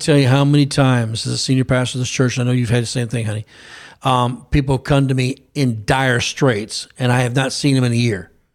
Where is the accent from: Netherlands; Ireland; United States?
United States; an American citizen